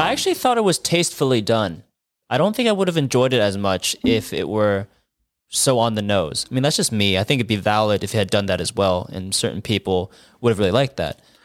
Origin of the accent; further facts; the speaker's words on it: California, United States; I'm from California where it never fucking rains.